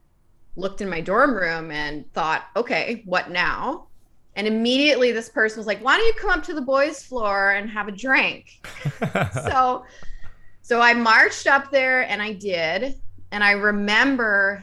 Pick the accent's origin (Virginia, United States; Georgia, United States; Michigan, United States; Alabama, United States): Virginia, United States; Northern; I grew up in Northern Virginia, so outside of Washington, D.C.